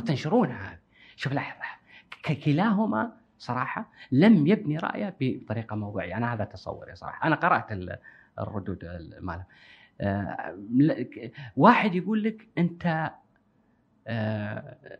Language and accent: Arabic; Kuwait; عندنا بالكويت